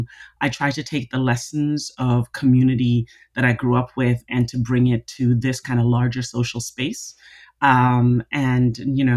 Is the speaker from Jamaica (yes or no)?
yes; Jamaica; I am Jamaican, so there are lots of jokes about Jamaicans having 10 jobs.